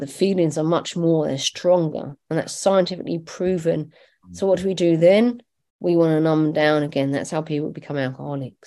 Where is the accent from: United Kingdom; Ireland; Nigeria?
Ireland; I'm Irish, not Scottish